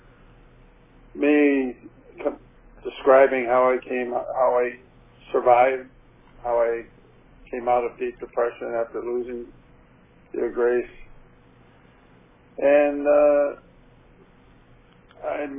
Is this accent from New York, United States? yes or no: yes; Buffalo, New York, United States; moved away as an adult; also born or lived in Amherst, New York; now in Las Vegas, United States; I was born in Buffalo, New York